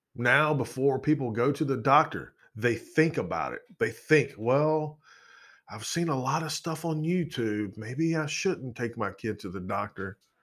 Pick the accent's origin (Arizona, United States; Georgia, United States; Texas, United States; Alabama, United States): Georgia, United States; where I grew up in Georgia